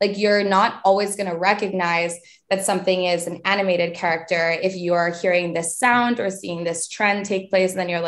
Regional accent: Vermont, United States; because I'm from Vermont and didn't have a ton of like access to things that were cool.

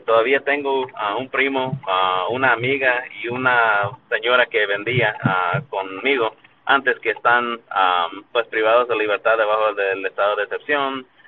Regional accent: United States; also born or lived in El Salvador; Soy nacido acá en los Estados Unidos, pero mis abuelos son de ese país

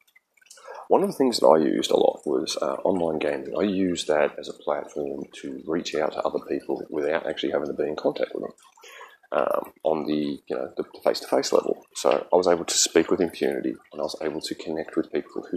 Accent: Kyneton, Victoria, Australia; moved away; I am originally from Australia. I grew up there, and I grew up in central Victoria in a place called the Macedon Ranges Shire.

